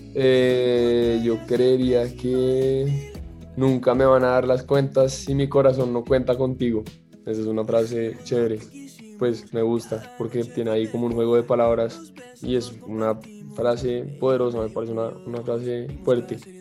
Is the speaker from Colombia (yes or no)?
yes; Colombia; mi tierra, de Colombia